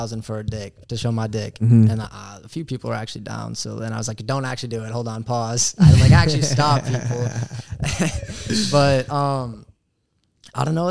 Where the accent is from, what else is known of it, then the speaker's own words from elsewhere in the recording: Minnesota, United States; I'm from up in Minnesota